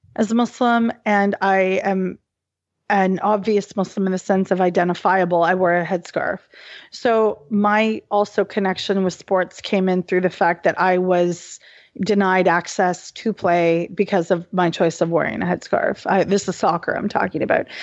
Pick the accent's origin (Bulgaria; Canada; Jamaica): Canada; Halifax, Nova Scotia; I was born and raised in Halifax, Nova Scotia